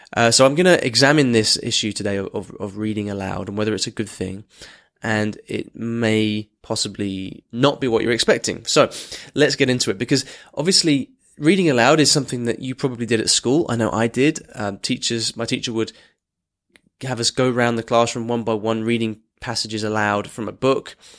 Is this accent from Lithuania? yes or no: no; Argentina; I'm from Argentina